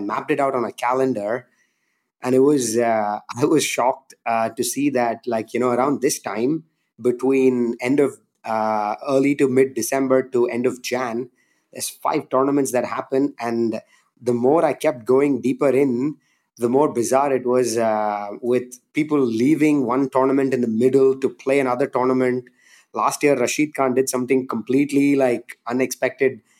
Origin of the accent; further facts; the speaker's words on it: India; growing up in India, like, I just loved and played cricket every day